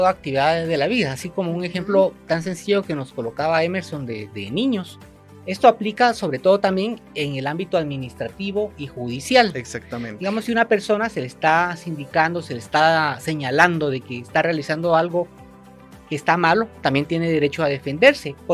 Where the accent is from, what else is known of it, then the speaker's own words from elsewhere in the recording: Guatemala; para poder hacer valer ese derecho que tenemos como guatemaltecos.